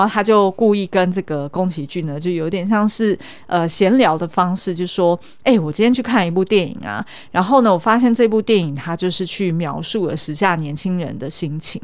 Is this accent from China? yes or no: no; Taiwan; 用我们台湾人的角度来看